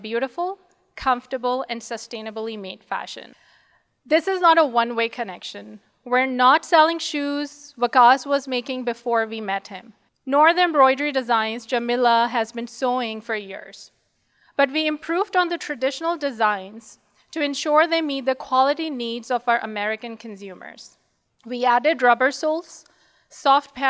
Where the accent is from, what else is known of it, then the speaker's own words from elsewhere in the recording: Pakistan; now in Seattle, United States; We are also originally from Pakistan